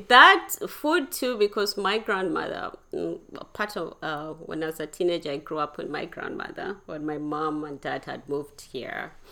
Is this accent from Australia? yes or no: no; Uganda; also born or lived in Kenya; I grew up in Uganda, Kenya, there